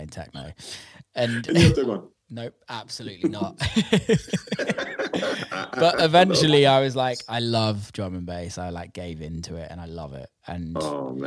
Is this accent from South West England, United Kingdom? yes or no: yes; Bristol, South West England, United Kingdom; also born or lived in Amsterdam, Netherlands; I'm from Bristol in the UK